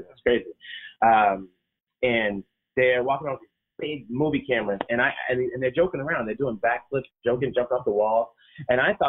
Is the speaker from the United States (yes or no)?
yes; Boston, Massachusetts, United States; I was born in Boston, grew up in Boston, right here in Talbot Ave, Common Square.